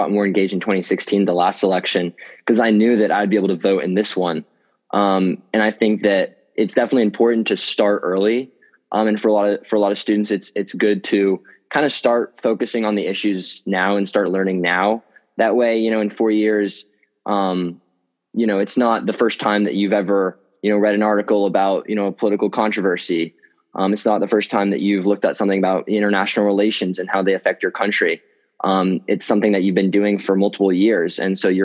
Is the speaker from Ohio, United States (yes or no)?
no; Atlanta, Georgia, United States; I'm a senior from Atlanta, Georgia